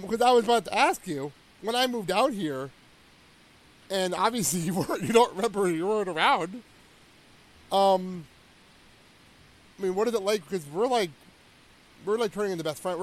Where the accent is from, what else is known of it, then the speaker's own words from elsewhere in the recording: New Jersey, United States; moved away as an adult; now in Milwaukee, United States; I'm from Jersey to Milwaukee.